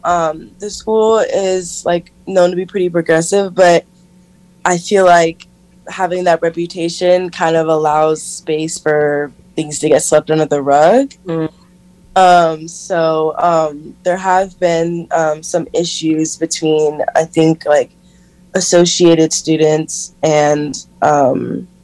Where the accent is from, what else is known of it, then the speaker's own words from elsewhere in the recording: San Diego, California, United States; moved away as an adult; now in San Francisco, United States; I grew up in San Diego, and not downtown San Diego, if anyone knows, Encinitas, Carlsbad, the Oceanside area, so it's by the coast